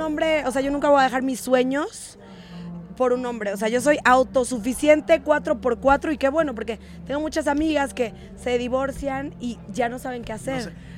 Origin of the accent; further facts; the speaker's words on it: Mexico City, Mexico; also born or lived in Satélite; Soy de la Ciudad de México, Chilang Chilangolandia, Sateluca